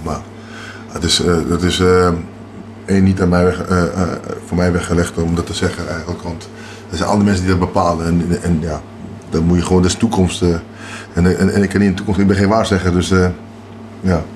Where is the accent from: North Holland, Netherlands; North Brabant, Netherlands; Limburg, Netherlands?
North Holland, Netherlands; Amsterdam; also born or lived in Paramaribo, Suriname; now in Beekdalen, Netherlands; ik ben eh, opgegroeid in Amsterdam